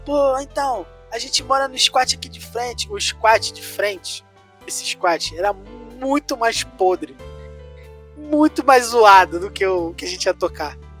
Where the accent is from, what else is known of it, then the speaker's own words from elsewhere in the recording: Brazil; A gente é do Brasil